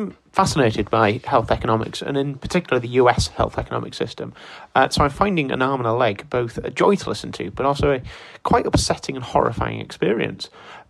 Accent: United Kingdom; accent: British; as you may have guessed from the accent, I'm British

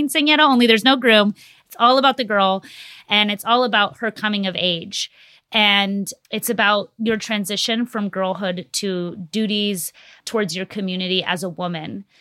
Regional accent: Texas, United States; my home state of Texas

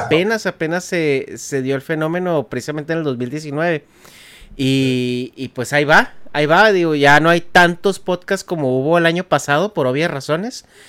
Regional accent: Chihuahua, Mexico; moved away as an adult; now in United States; Yo también nací así crecí en Chihuahua antes de, venirme a trabajar para acá

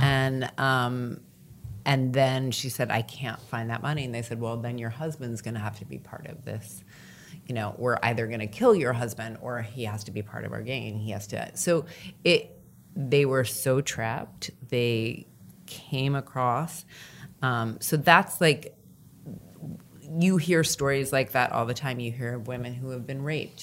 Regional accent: United States; as an American

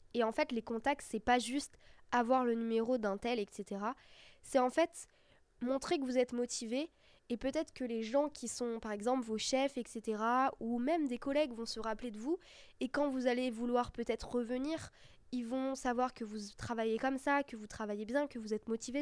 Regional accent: Brittany, France; now in Paris, France; je viens de Bretagne

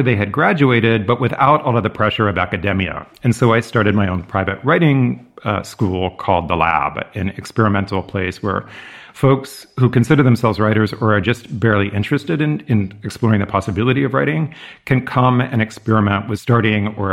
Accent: California, United States; moved away as an adult; also born or lived in Massachusetts; where I grew up in California

